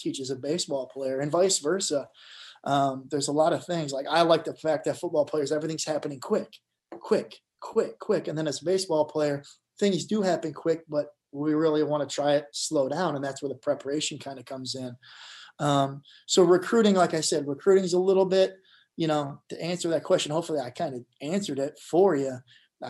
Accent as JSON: {"language": "English", "region": "Michigan", "country": "United States", "said": "I'm from Michigan."}